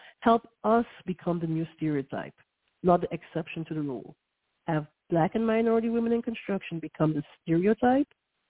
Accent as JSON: {"language": "English", "region": "New York", "country": "United States", "said": "don't judge me, I'm a New Yorker"}